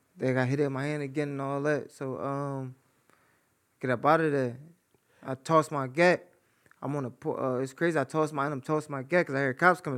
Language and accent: English; Philadelphia, Pennsylvania, United States; moved away as an adult; now in Atlanta, United States; I'm from North Philly